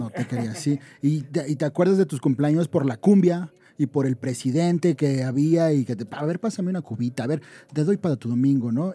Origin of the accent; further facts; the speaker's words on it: Ecatepec, State of Mexico, Mexico; yo vengo de Catepec, y es que es, es una, y de una colonia que se llama Jardines de Morelos